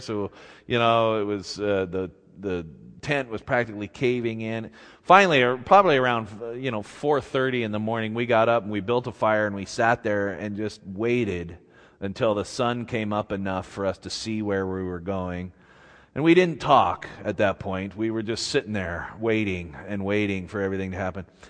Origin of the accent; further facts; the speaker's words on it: Clearfield, Utah, United States; I grew up here in Utah, and, uh, uh, n, in Clearfield, near Hill Air Force Base